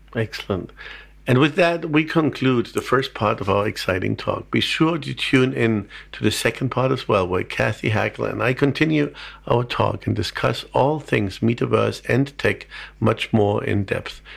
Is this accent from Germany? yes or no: yes; Germany; being German